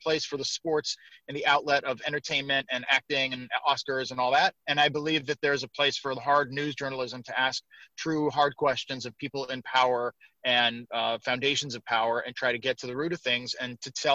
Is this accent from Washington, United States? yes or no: yes; Seattle, Washington, United States; also born or lived in Syracuse / Arizona / Michigan; growing up in Seattle, wanted to be a sportscaster my whole life